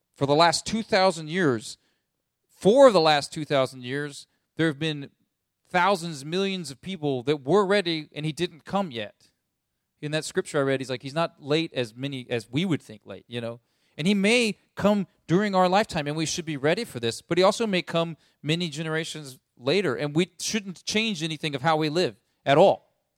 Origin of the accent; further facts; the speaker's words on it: United States; as American people